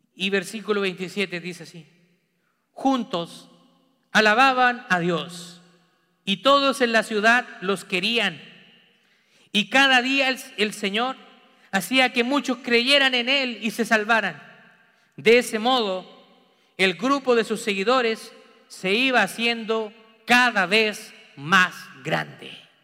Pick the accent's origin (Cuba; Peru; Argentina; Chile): Chile; moved away as an adult; now in United States; Mi familia sanguínea está toda en Chile. La familia de mi esposa también está toda en Chile.